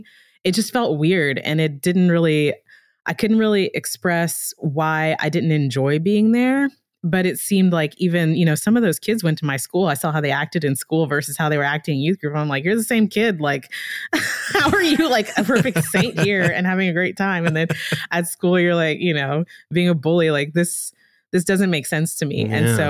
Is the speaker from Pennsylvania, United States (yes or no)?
no; Lafayette, Louisiana, United States; where I grew up in Lafayette